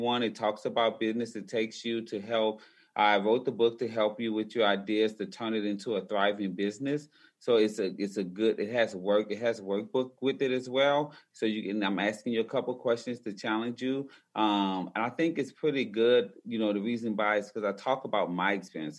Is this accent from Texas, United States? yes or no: no; New Orleans, Louisiana, United States; I'm originally from New Orleans, Louisiana